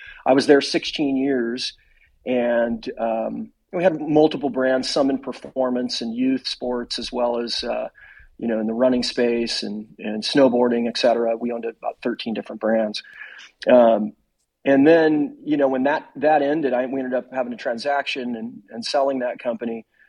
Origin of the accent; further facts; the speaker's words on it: Arizona, United States; also born or lived in Missouri / Colorado; now in Oregon, United States; I was born in Missouri, but I was only there for about 5 years, and okay. And so I really grew up a lot in Arizona. I spent a lot of time of my life in Colorado.